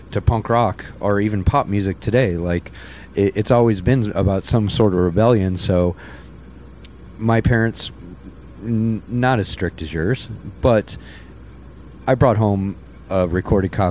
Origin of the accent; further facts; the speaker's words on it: St. Louis, Missouri, United States; growing up in St. Louis, St. Missouri